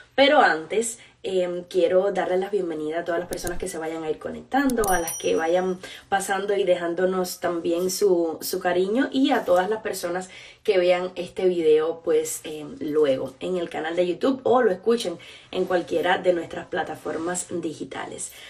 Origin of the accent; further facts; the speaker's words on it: Cuba; moved away; como todas las personas que salimos de Cuba